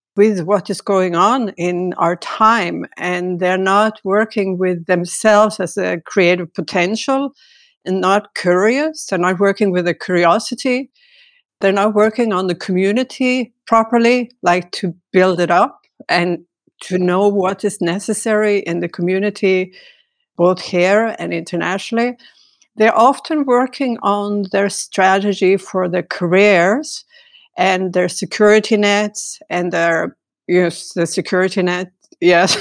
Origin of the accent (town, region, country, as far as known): Norway; also born or lived in Stavanger, Norway / Santa Cruz / France